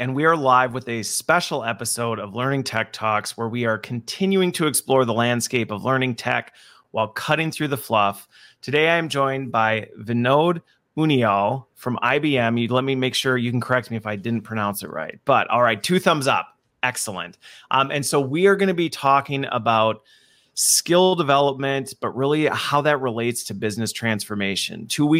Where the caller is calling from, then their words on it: Wisconsin, United States; So I am joining from Wisconsin, where it is a balmy, humid day.